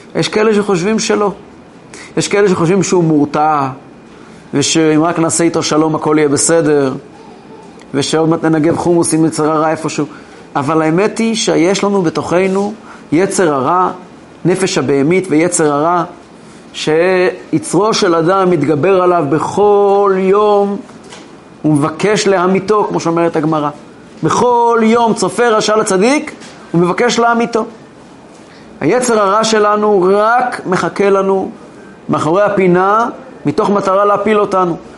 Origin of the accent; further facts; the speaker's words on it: Kfar Chabad, Central District, Israel; אני גדלתי כילד בכפר חב"ד